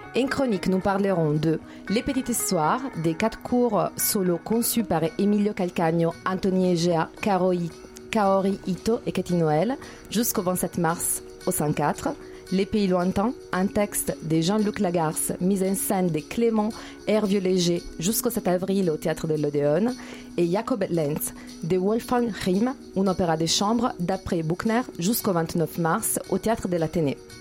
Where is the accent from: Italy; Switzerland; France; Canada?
Italy; moved away; je suis italienne